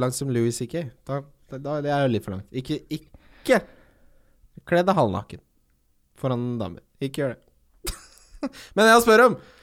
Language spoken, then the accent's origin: Norwegian; Ski, Akershus, Norway; jeg vokste opp i Ski